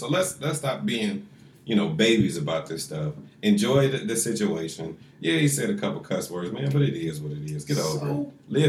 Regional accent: Cleveland, Ohio, United States; growing up in Cleveland through all these Cleveland sports, and I got 35 years of it.

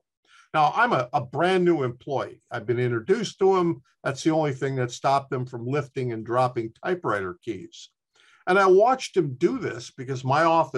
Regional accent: Chicago, Illinois, United States; when I was a young boy growing up in Chicago

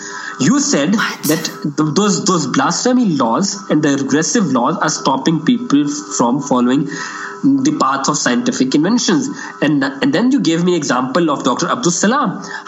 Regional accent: Pakistan; Because I studied in Pakistan's government schools

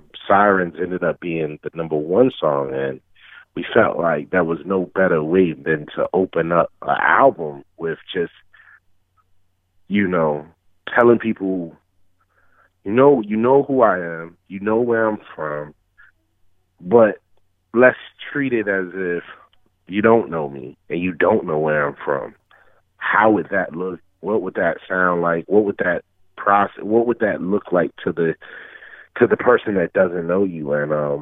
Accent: Richmond, Virginia, United States

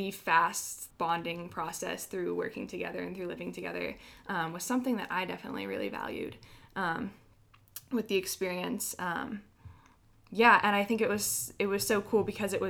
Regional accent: Kent, Washington, United States; I'm from Kent, Washington, so I've been here my whole life

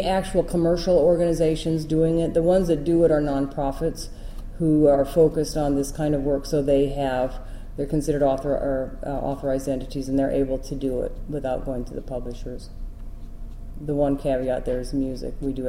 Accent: Iowa, United States; I came from Iowa, and in Iowa we would do that for people because we had a cadre of volunteers who would do it

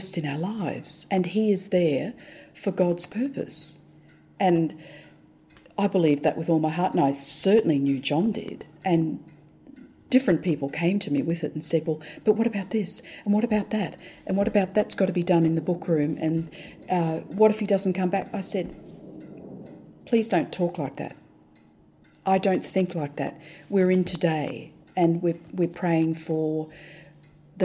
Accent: Australia; now in Hong Kong; We're Australian

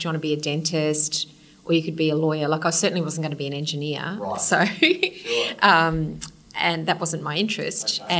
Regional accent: Kingaroy, Queensland, Australia; also born or lived in Brisbane; I was born in Kingaroy, okay. Peanut Country. Grew up there, stayed in Kingaroy until I was in grade six, and then we moved down to Brisbane.

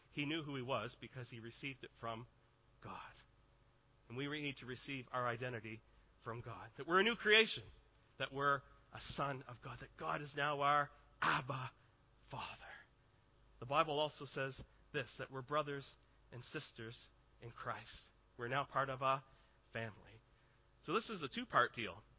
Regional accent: Canada; I am Canadian

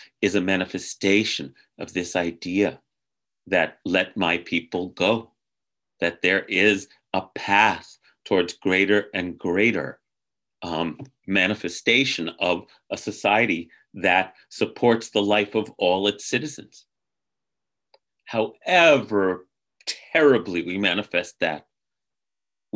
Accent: United States; as an American

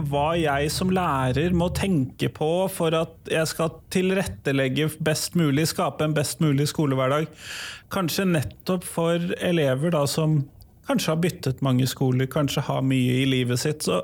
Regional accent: Drøbak, Akershus, Norway; jeg er fra Drøbak

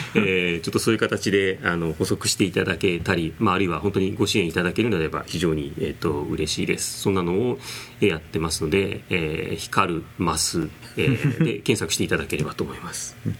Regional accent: Nagoya, Aichi, Japan; とかやっぱり生まれ育ちが名古屋だったんですけど

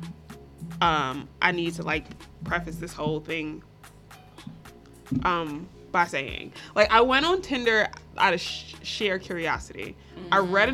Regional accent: New York, United States; I grew up in New York

